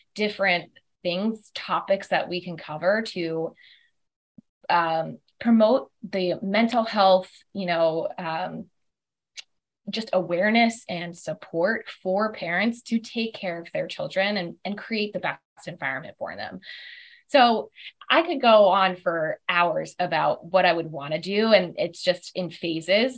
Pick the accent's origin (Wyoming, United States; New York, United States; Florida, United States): Florida, United States; South; moved away as an adult; also born or lived in Auburn, Alabama / Atlanta, Georgia; now in Chamblee, United States; I'm originally from South Florida